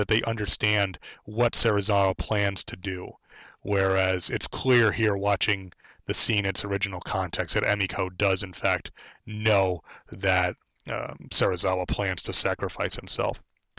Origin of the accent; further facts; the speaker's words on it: United States; as an American